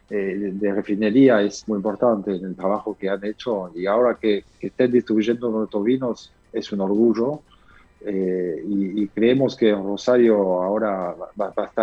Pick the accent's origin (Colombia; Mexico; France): France; Bordeaux, Nouvelle-Aquitaine; Spanish is a second language; moved away as an adult; now in Argentina; yo vengo de Bordeaux, ¿sí? nací Bordeaux